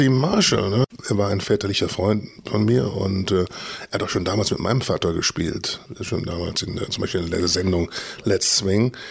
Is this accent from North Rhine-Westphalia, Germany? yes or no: yes; Düsseldorf, North Rhine-Westphalia, Germany; Ich bin in Düsseldorf geboren, im Süden von Düsseldorf, Ordenbach. Jetzt, wenn Leute das kennen, na, Benrad.